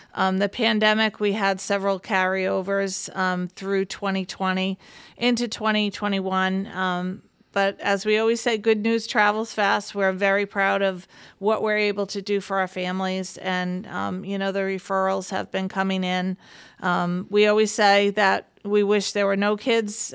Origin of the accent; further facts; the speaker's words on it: Warwick, Rhode Island, United States; I am born and bred in Warwick